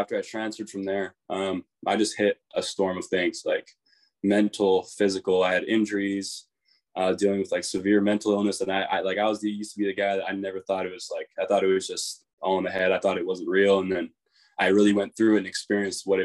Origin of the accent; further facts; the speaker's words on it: Kelowna, British Columbia, Canada; moved away; we came from Kelowna